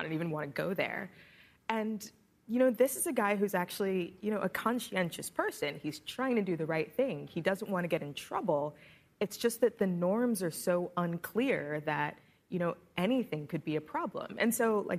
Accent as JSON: {"language": "English", "town": "Washington", "region": "District of Columbia", "country": "United States", "said": "I'm from Washington, D.C."}